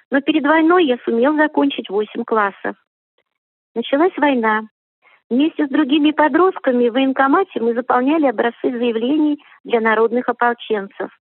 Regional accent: Barsukova, Bashkortostan, Russia; born there; Родился я в Башкирии, в деревне Барсукова, в 1925 году в крестьянской семье – где все были трудолюбивыми.

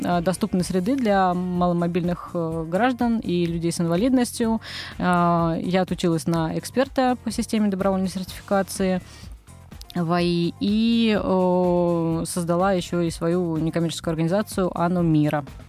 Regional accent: Moscow, Russia; Я росла в Москве, здесь родилась, здесь выросла

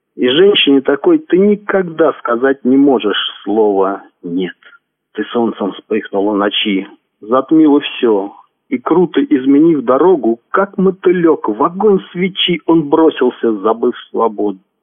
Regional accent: Penza Oblast, Russia; now in Tula, Russia; Родом я из Пензенской области. Сейчас проживаю в городе Тула.

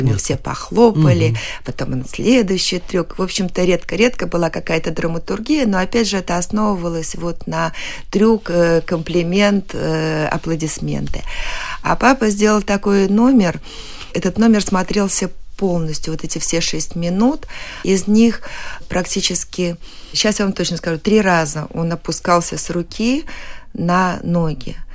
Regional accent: Saratov, Saratov Oblast, Russia; born there; Да, я родилась в Саратове на гастролях.

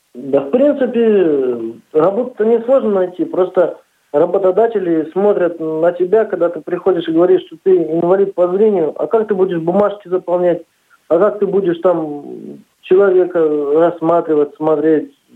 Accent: Neryungri, Sakha Republic, Russia; moved away as an adult; also born or lived in Kinel-Cherkassy, Samara Oblast; now in Tolyatti, Russia; я приехал с республики Саха, Якутия, город Нелюнгри

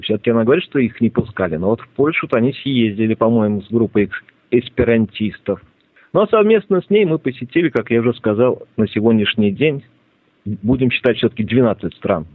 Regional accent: Ulyanovsk, Ulyanovsk Oblast, Russia; moved away; Я родом из Ульяновска

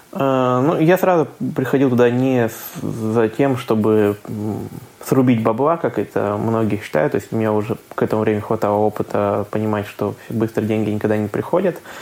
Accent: Khanty-Mansi Autonomous Okrug, Russia; now in Saint Petersburg, Russia; я сам родом из Ханты-Мансийского автономного округа

